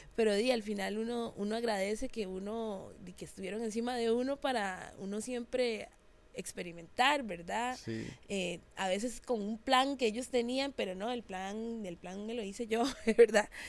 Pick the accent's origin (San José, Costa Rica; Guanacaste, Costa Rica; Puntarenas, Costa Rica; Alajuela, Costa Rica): San José, Costa Rica; Yo soy de Barrio México, San José. Eso es así en el puro centro.